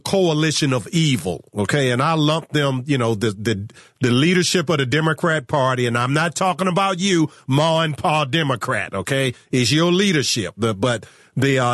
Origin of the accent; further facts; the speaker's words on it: Virginia, United States; my home state of Virginia